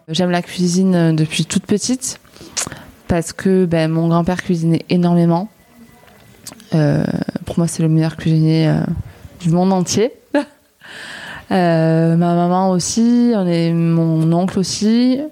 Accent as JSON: {"language": "French", "town": "Lourdes", "region": "Occitania", "country": "France", "also_born_or_lived": "Nîmes", "moved": "as an adult", "lives_now": "Marseille, France", "said": "je viens de Lourdes, dans les Hautes-Pyrénées"}